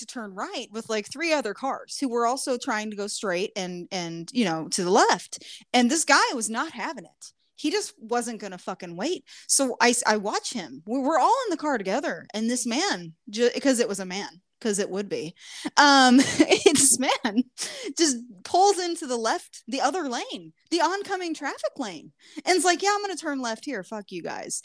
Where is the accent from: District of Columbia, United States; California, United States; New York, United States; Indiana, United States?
Indiana, United States; Southern; moved away